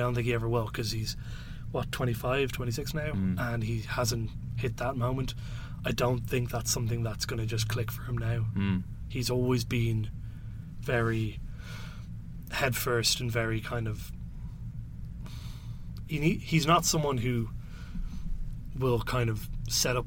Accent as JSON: {"language": "English", "country": "Ireland", "said": "I'm Irish"}